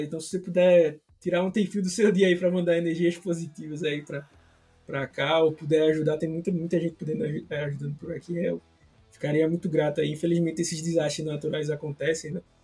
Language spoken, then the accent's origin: Portuguese; Recife, Pernambuco, Brazil; Se vocês perceberam aí meu sotaque, eu não sou do, do sul, né? Sou, sou aqui de, de, de Recife.